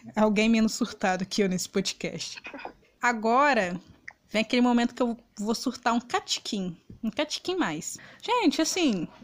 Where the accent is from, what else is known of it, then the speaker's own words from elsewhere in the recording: Minas Gerais, Brazil; campeonato mineiro, da minha terrinha aqui